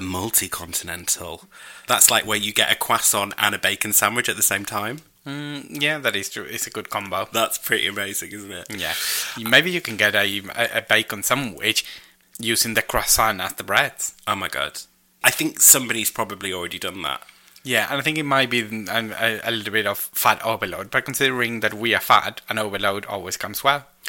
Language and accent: English; Argentina; I am Argentinian